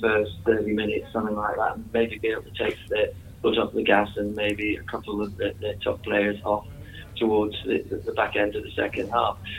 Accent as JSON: {"language": "English", "town": "Newcastle upon Tyne", "region": "North East England", "country": "United Kingdom", "moved": "as an adult", "lives_now": "Liverpool, United Kingdom", "said": "I'm from Newcastle."}